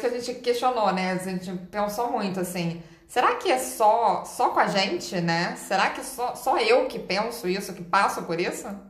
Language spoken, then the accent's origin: Portuguese; Rio de Janeiro, Brazil; Eu sou carioca